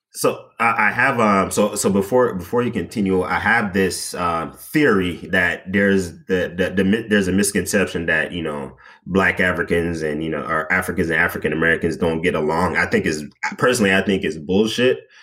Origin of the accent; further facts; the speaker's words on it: Jamaica; now in United States; growing up in Jamaica, and you know, I didn't really party that much, you know, in in high school